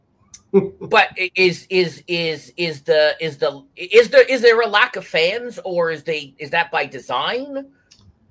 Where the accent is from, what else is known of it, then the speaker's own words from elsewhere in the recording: Canada; I'm from Canada.